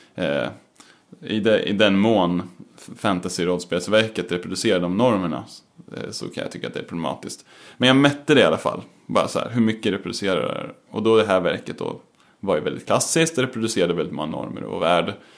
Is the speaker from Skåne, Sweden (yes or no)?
no; Eskilstuna, Södermanland, Sweden; Jag kommer från Eskilstuna